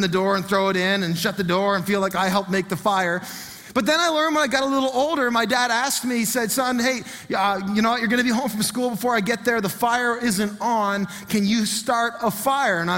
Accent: Fredericton, New Brunswick, Canada; the home I grew up in was in Marysville in Fredericton.

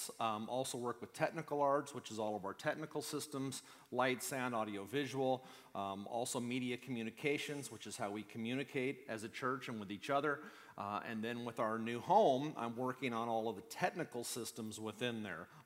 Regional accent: Wichita, Kansas, United States; moved away; I grew up in the Midwest. I grew up in Wichita, Kansas

